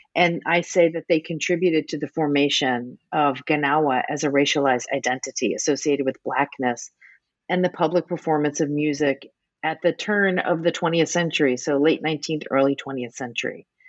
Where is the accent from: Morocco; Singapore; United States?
United States; New Orleans, Louisiana; now in Boston, United States; I grew up in New Orleans